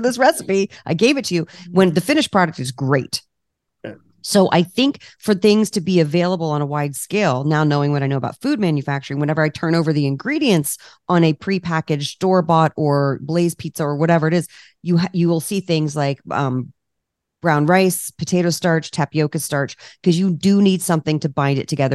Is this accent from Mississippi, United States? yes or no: no; Washington, District of Columbia, United States; moved away as an adult; now in California, United States; I'm from the East Coast, I'm from D C.